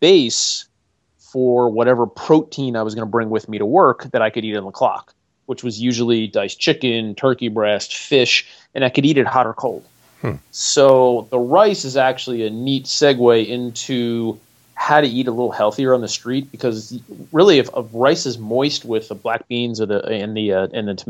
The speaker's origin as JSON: {"language": "English", "region": "Northeast", "country": "United States", "tie": "born or raised there", "moved": "yes", "lives_now": "North Carolina, United States", "said": "I grew up in the Northeast"}